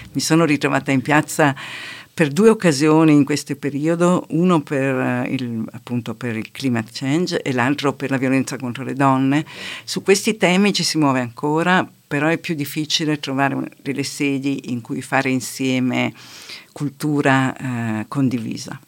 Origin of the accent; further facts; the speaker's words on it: Merano, Trentino-Alto Adige, Italy; also born or lived in Rome; now in Bolzano, Italy; sono nata a Merano, ma da molti anni vivo a Bolzano